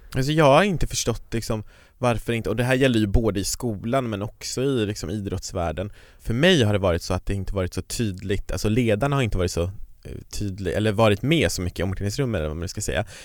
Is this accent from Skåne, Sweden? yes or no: no; Kiruna, Norrbotten County, Sweden; jag kommer från Kiruna